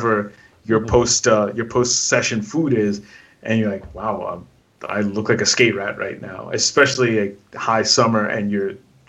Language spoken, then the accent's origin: English; New York, United States; growing up in New York